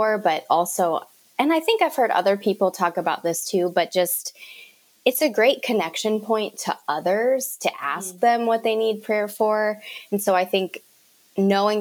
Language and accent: English; Cleveland, Ohio, United States; I am from Cleveland, Ohio